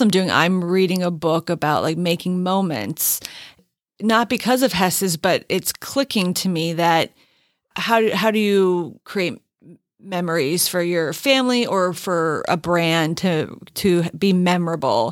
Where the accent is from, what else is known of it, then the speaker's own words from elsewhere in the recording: Allentown, Pennsylvania, United States; my hometown's enduring attachment to Hess's department store